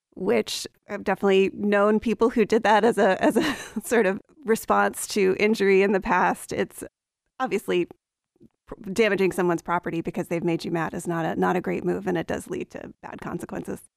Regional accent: Appalachia, United States; So I grew up in Appalachia. My family goes back generations there. I grew up in a college town

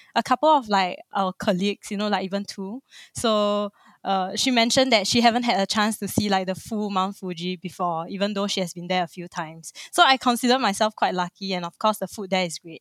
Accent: Singapore; born and raised in Singapore, like a true blue Singaporean

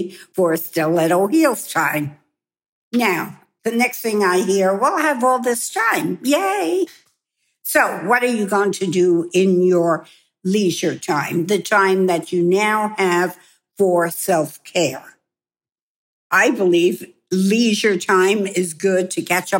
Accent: New York, United States; moved away as an adult; also born or lived in Hong Kong; I am a New Yorker

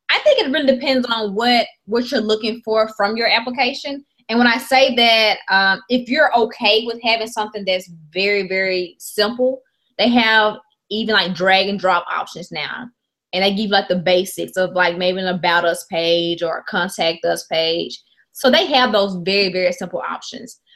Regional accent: Mississippi, United States; I'm from Mississippi

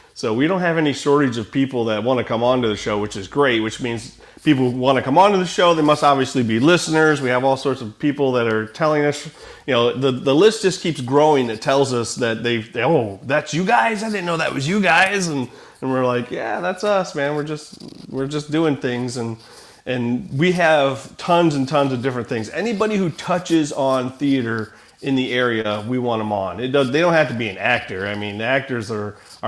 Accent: Rising Sun, United States; I grew up in Rising Sun, Lakota

